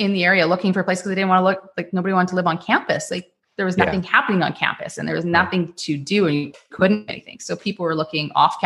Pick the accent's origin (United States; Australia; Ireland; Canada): Canada; Regina, Saskatchewan; I grew up in Regina. I was born and raised there.